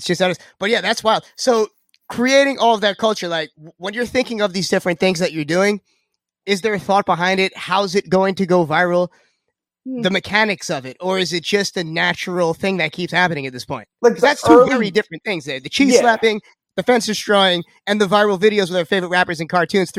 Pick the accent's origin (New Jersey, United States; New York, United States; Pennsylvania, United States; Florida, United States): New York, United States; Lindenhurst; born there; but in my defense, I was born in Lindenhurst. So I still